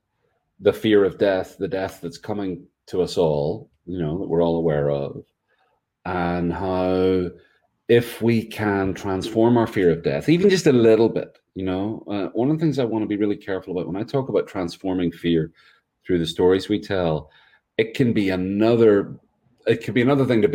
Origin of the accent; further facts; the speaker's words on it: Northern Ireland, United Kingdom; now in North Carolina, United States; I'm from Ireland. I live in North Carolina.